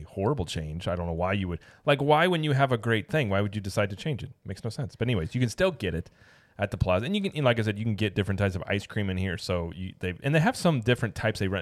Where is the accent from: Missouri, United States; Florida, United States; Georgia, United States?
Missouri, United States; Springfield; moved away; growing up in Springfield, like, we're really near Branson